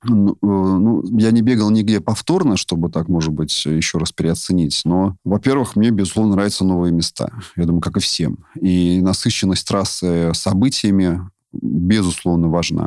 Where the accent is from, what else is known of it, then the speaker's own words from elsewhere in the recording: Moscow, Russia; я сам москвич